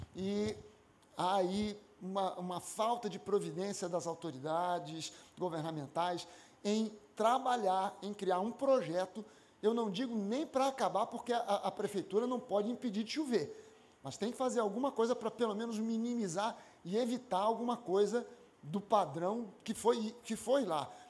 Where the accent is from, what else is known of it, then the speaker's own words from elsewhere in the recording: Rio de Janeiro, Brazil; eu nasci na Tijuca, né? na, na, na usina, sou carioca da Gema